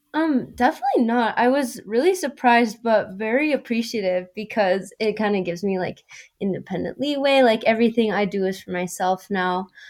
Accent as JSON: {"language": "English", "region": "Colorado", "country": "United States", "tie": "born or raised there", "said": "I was born and raised in Colorado"}